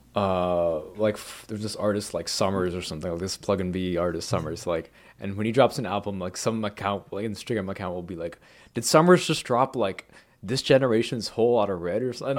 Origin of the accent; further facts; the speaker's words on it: suburban Massachusetts, United States; I grew up in Mass, like, suburban Massachusetts